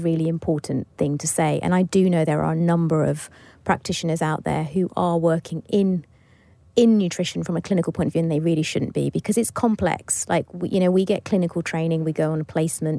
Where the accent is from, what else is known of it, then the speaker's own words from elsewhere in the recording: Bath, South West England, United Kingdom; So finally in my hometown